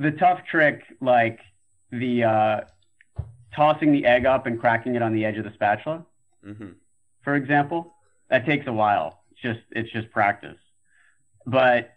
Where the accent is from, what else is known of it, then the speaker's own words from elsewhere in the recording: South Florida, United States; moved away as an adult; also born or lived in Philadelphia, Pennsylvania / New York; now in California, United States; I grew up in South Florida